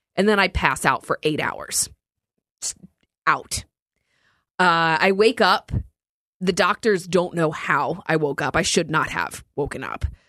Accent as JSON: {"language": "English", "region": "New Jersey", "country": "United States", "tie": "born or raised there", "said": "I grew up in North Jersey"}